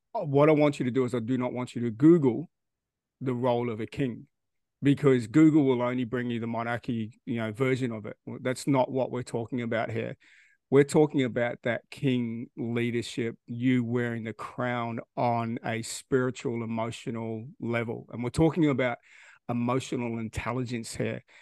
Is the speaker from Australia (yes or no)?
yes; Australia; we don't do any of that stuff here in Australia